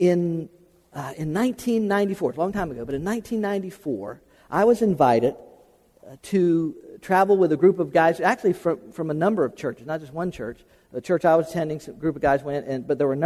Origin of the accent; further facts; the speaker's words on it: Atlanta, Georgia, United States; We're from Atlanta